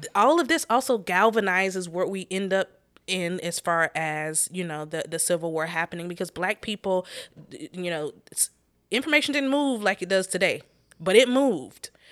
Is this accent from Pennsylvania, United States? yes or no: no; North Carolina, United States; we're from North Carolina